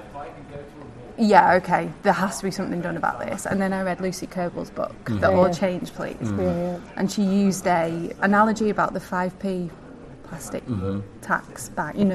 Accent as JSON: {"language": "English", "country": "United Kingdom", "also_born_or_lived": "New York", "said": "I'm also from the north. I don't know if you can tell my accent."}